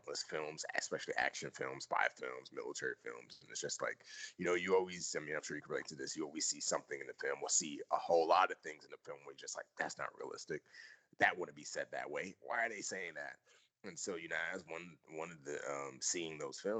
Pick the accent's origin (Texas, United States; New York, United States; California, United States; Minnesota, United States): New York, United States; New York City; also born or lived in Nigeria; I grew up in the Bronx